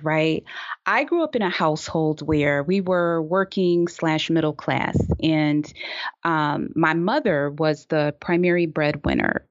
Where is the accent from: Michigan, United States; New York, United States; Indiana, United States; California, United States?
Michigan, United States; Detroit; in Detroit, growing up in Detroit